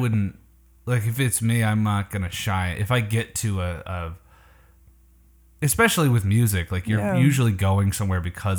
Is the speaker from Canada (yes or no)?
yes; Canada; I'm Canadian